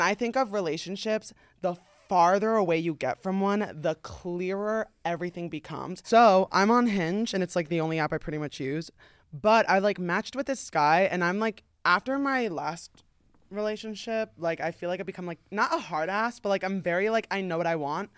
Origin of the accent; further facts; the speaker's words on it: New Jersey, United States; now in Los Angeles, United States; I'm from New Jersey